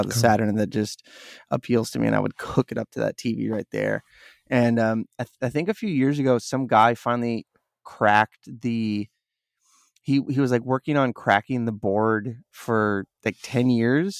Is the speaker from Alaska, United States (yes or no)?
yes; Wasilla, Alaska, United States; I grew up in Wasilla, where Sarah Palin mm-hmm. comes from